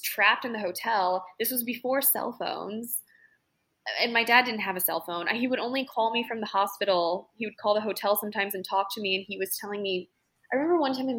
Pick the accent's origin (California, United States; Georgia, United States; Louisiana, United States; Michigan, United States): Louisiana, United States; Lake Pontchartrain; I grew up on Lake Pontchartrain, which opens up into the Gulf of Mexico